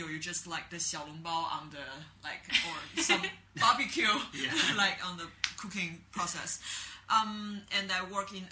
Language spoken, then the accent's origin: English; Beijing, China; English is a second language; moved away as an adult; now in Shanghai, China; I'm from Beijing because I'm very traditional Lao Beijing Ren. And I live in the Hutong when I were a kid near the Hohai area.